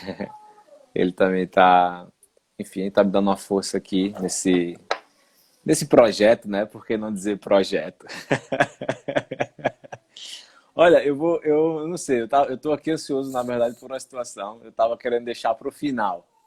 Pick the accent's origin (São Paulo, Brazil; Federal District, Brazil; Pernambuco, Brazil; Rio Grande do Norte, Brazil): Pernambuco, Brazil; Recife; moved away as an adult; also born or lived in Ireland; now in Portugal; E eu de Recife